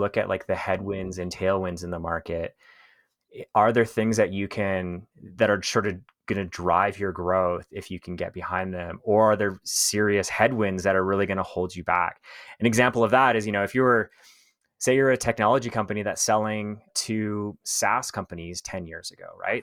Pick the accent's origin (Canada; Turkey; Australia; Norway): Canada; also born or lived in Thailand; I'm Canadian